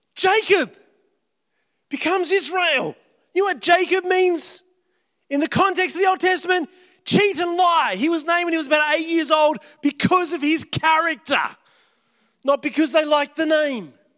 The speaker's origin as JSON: {"language": "English", "town": "Kalgoorlie", "region": "Western Australia", "country": "Australia", "tie": "born or raised there", "moved": "yes", "said": "wouldn't have ever left my hometown. 'Cause at the time, if you left town, you got frowned upon"}